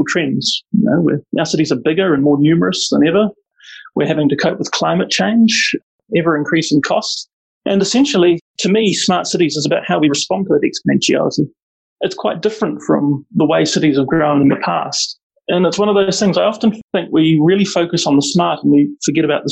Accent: Auckland, New Zealand; moved away as an adult; now in Wellington, New Zealand; I grew up in South Auckland, which is a really mixed community

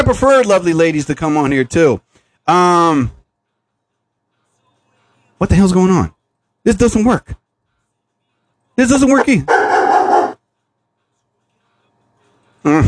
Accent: United States; here in New Jersey. I'm from the United States

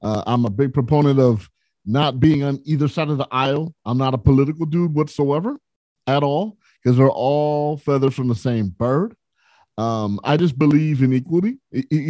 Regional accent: San Bernardino, California, United States; also born or lived in Los Angeles, California; I'm from the West Coast, grew up in San Bernardino, California. And I've lived in L.A. for at least the last 24 years.

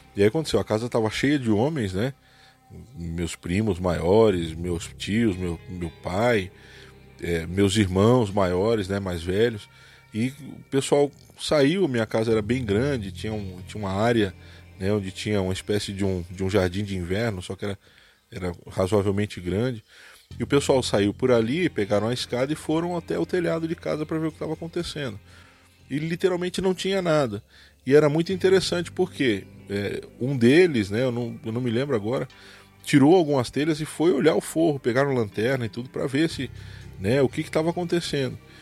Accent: Santos, São Paulo, Brazil; now in Cascavel, Brazil; sou de Cascavel, no Paraná mas passei a minha vida, a minha infância, nasci e fui criado em Santos, litoral de São Paulo.

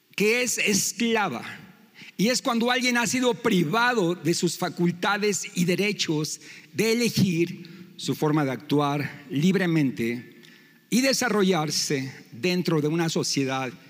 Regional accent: Mexico; nosotros como mexicanos

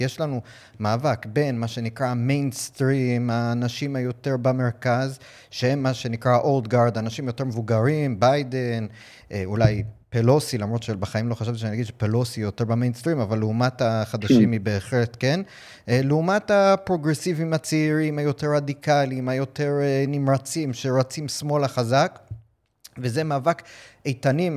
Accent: United States; now in Israel; קודם כל זה הבית שלי, נולדתי שם, גדלתי שם

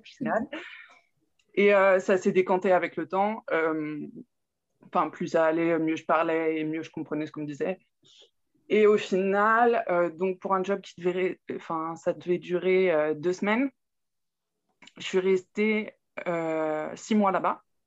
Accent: Burgundy, Saône-et-Loire, Bourgogne-Franche-Comté, France; now in Cerquigny, France; à la base, je suis de Bourgogne, en Saône-et-Loire, exactement.

